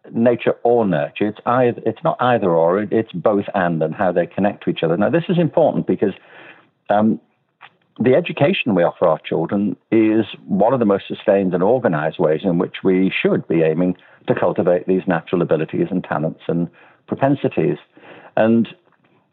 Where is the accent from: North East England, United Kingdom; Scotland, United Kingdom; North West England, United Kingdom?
North West England, United Kingdom; Liverpool; I'm from Liverpool